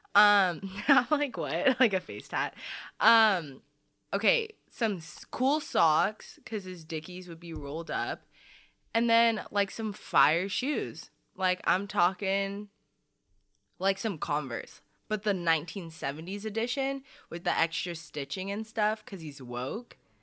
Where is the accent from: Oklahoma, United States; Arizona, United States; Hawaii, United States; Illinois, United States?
Arizona, United States; also born or lived in Saudi Arabia; we moved over here in like the early 2000s to Arizona